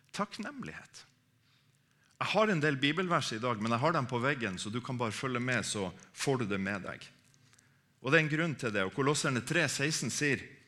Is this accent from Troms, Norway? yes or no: yes; Harstad, Troms, Norway; moved away; Jeg er fra Harstad, egentlig, eh, eh oppe i Troms